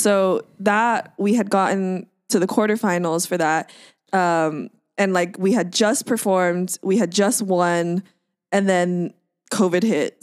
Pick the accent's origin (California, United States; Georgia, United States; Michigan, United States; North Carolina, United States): California, United States; Orange County; also born or lived in Boston; now in Los Angeles, United States; I'm based in Los Angeles, but I'm from Orange County